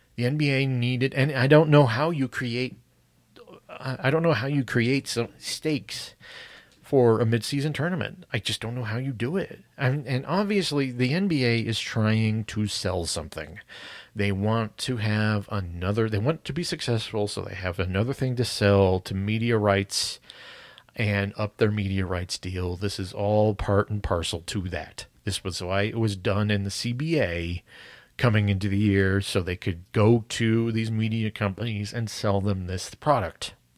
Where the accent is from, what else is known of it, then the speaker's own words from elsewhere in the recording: United States; specifically as an American